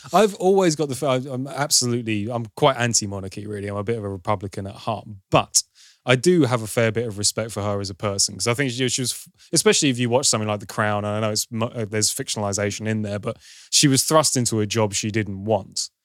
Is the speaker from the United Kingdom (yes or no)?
yes; United Kingdom; I'm British